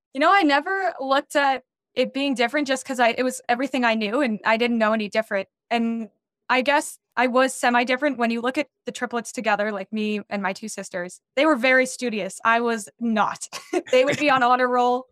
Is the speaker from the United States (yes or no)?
yes; Denver, Colorado, United States; I grew up in Denver, Colorado